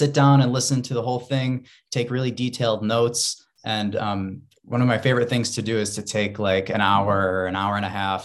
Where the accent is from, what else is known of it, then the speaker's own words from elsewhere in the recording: Rochester, New York, United States; now in Buffalo, United States; I'm from Rochester, New York originally.